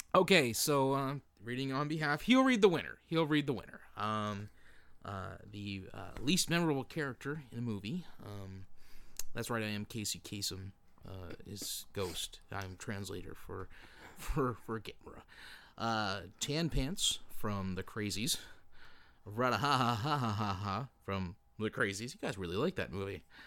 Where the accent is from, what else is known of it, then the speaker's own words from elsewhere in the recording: Canada; we're from Canada